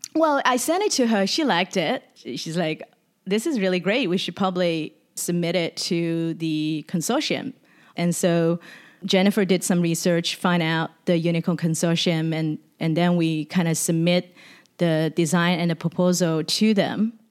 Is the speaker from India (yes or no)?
no; Shanghai, China; also born or lived in Sydney, Australia; now in San Francisco, United States; visiting Shanghai, which is my hometown, in two thousand seventeen